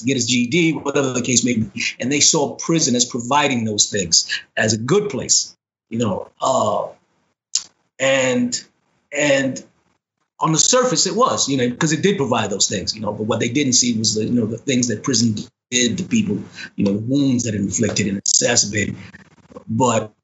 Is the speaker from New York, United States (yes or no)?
yes; New York City, New York, United States; I grew up in the South Bronx